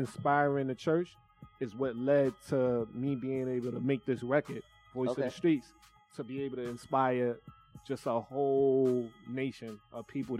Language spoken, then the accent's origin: English; New York City, New York, United States; I'm from Brooklyn, Bed-Stuy.